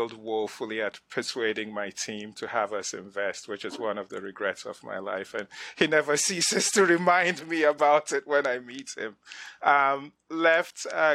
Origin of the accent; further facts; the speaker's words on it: Nigeria; moved away as an adult; also born or lived in Ghana; now in United States; I grew up in West Africa. I come from Ghana, grew up in Nigeria, came to the States to go to college on a grant